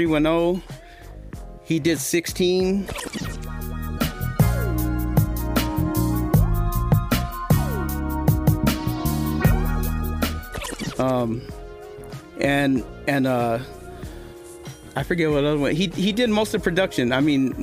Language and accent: English; Los Angeles, California, United States; we're from Wilmington.